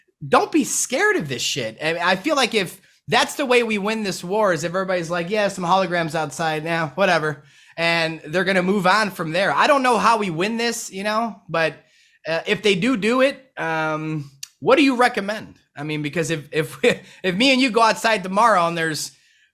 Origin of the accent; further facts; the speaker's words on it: Chicago, Illinois, United States; moved away as an adult; I'm from Chicago. I'm from Chicago. 30 years